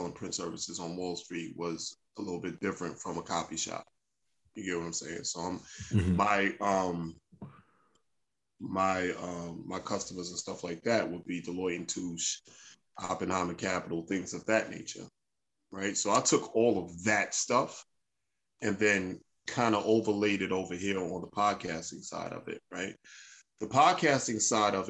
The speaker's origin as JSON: {"language": "English", "town": "New York City", "region": "New York", "country": "United States", "said": "I'm from Brooklyn. Right. Secondly, I'm a New Yorker"}